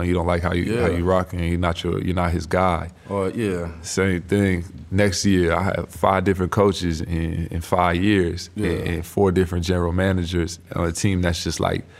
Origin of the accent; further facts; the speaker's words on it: West Coast, United States; I was 18 years old. I'm from the West Coast, too.